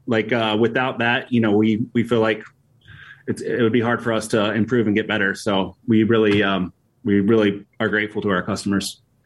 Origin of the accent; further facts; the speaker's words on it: Appalachian Mountains, United States; moved away as an adult; now in Chicago, United States; we grew up in Appalachian Mountains